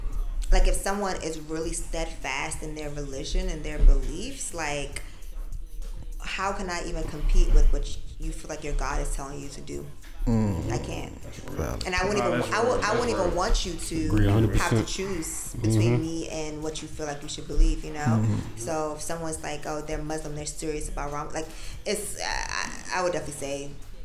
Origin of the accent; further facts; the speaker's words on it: Jamaica; so for me, I'm Jamaican. Right. But, like, I don't run around. I don't got no Jamaican flag that I'm waving.